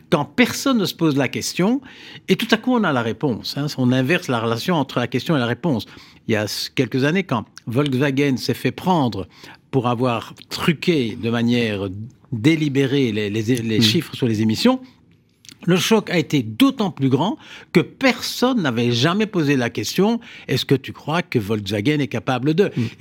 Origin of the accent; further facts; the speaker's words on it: Flanders, Belgium; Moi, je suis flamand et un Flamand francophone, donc j'incarne toutes hmm. les je dirais, euh, toute la Belgique